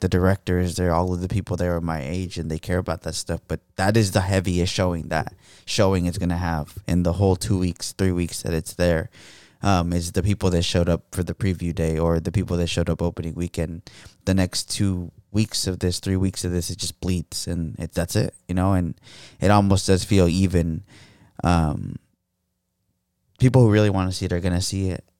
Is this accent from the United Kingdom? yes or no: no; United States; being an American